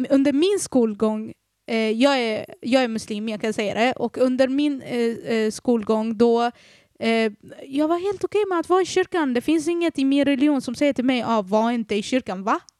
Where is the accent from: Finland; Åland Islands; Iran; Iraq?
Iraq; moved away; Dock så är jag från Irak